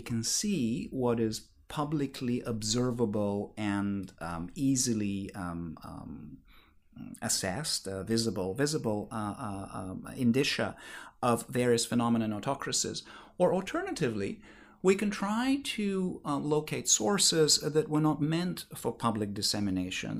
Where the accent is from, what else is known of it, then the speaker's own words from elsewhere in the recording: Bulgaria; moved away; I grew up in Bulgaria where we like hot food.